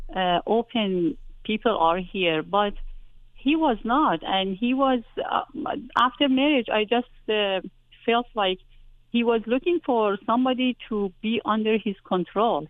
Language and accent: English; Iran; moved away as an adult; I was coming from Iran